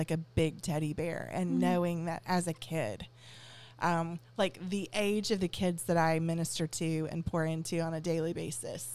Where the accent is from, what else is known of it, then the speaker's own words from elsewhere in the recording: the South, United States; growing up in the South